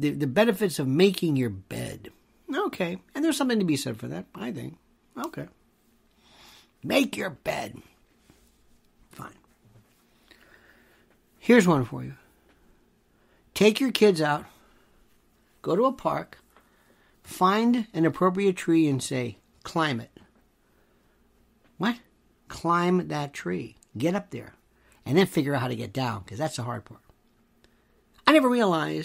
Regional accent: Tampa, Florida, United States; I grew up in Florida. Not Florida. Florida. That's redneck, hot, West Coast, Tampa. Not Tampa Bay, Tampa, Hillsborough County.

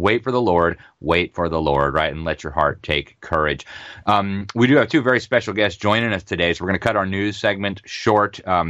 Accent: Miami, Florida, United States; my hometown airport in Miami.

